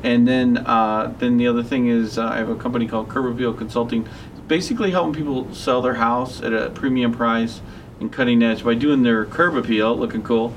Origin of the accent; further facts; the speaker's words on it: Ellisville, Missouri, United States; moved away as an adult; also born or lived in Kenosha, Wisconsin; I was brought up here in the West County area, and uh, I was uh, brought up in actually Ellisville.